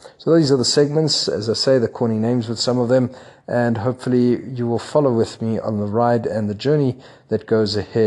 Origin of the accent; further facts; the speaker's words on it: Johannesburg, Gauteng, South Africa; moved away as an adult; now in Lagos, Nigeria; Johannesburg, my hometown